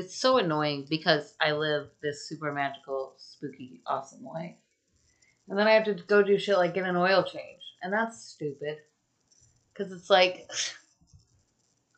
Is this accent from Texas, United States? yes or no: yes; Texas, United States; I'm from Texas.